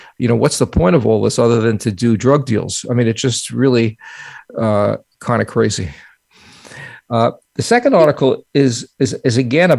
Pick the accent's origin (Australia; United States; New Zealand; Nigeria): United States; New York; accent: New York; I was afraid I would, you know, pick up my New York accent again.